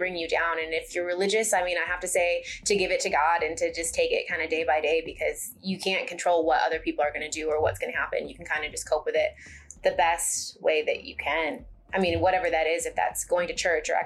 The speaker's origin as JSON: {"language": "English", "region": "Michigan", "country": "United States", "moved": "yes", "lives_now": "Forney, United States", "said": "I'm from Michigan"}